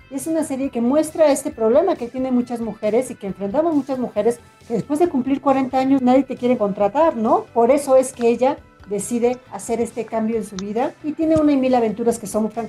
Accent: Veracruz, Mexico; Pero si soy de Veracruz.

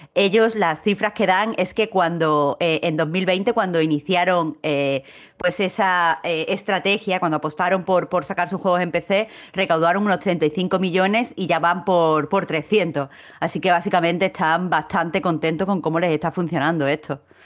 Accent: Andalusia, Spain; como andaluza

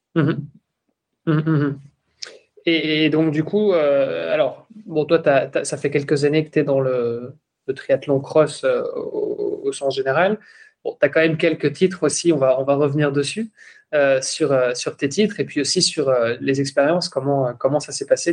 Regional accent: Belgium; moi je suis belge

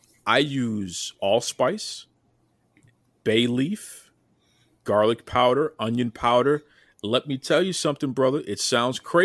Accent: Boston, Massachusetts, United States; I'm in Boston. I'm born and raised in Boston

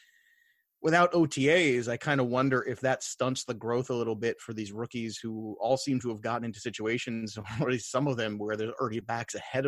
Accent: United States; as an American

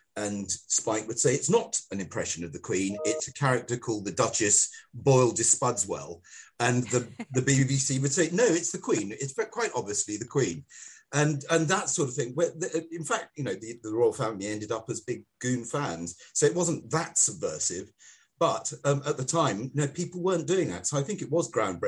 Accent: Singapore; I was brought up in Singapore, and we had no television, and we just listened to goon shows all the time.

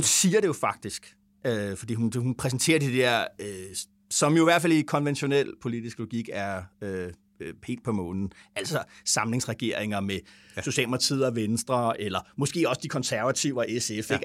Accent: Vordingborg, Zealand, Denmark; moved away; vi nede i Vordingborg, hvor jeg kommer fra

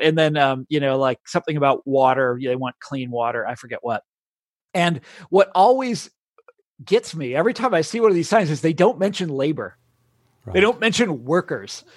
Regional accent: Kansas, United States; I'm from Kansas.

